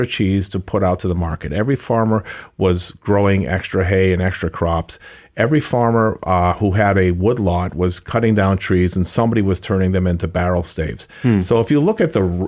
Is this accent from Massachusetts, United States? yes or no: yes; Massachusetts, United States; moved away; I grew up in Massachusetts.